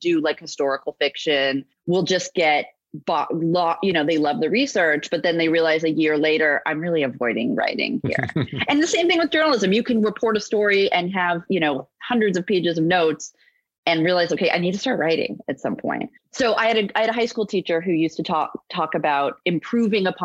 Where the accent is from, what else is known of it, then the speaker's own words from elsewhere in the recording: California, United States; I was not born in Kansas. I was born in California. Right. That's where I lived